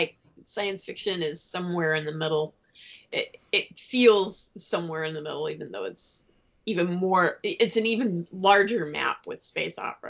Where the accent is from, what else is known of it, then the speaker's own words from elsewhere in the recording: United States; I'm an American and I'm not Irish